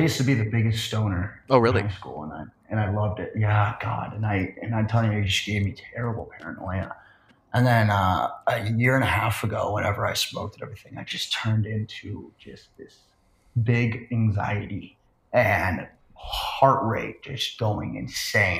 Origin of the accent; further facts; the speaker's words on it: Phoenix, Arizona, United States; moved away as an adult; also born or lived in Scottsdale, Arizona; now in Manhattan Beach, United States; I'm from uh, Phoenix, Arizona, and then lived in Scottsdale for a long time